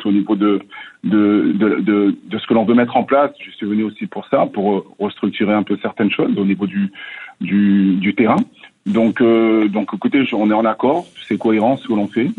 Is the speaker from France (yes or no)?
yes; France; moved away as an adult; also born or lived in Montreal, Canada; now in Columbus, United States; je viens de la France